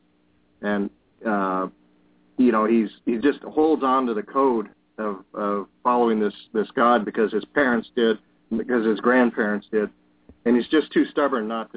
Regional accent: Colorado, United States; now in Wisconsin, United States; I grew up in Colorado in the mountains, mm-hmm. in a small town

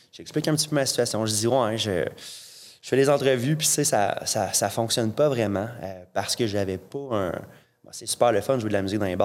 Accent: Saint-Georges, Quebec, Canada; je viens de Saint-Georges. Euh, il n'y euh, a pas, d'université à Saint-Georges.

